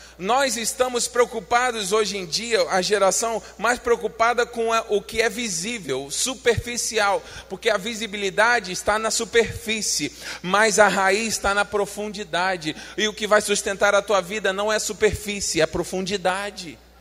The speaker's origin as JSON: {"language": "Portuguese", "country": "Brazil", "said": "nós somos brasileiros"}